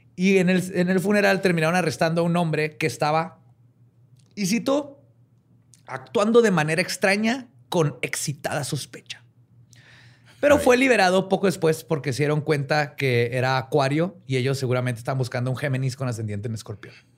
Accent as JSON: {"language": "Spanish", "region": "northern Mexico", "country": "Mexico", "accent": "norteño", "said": "como norteño, güey. Siempre nos dicen que hablamos bien fuerte"}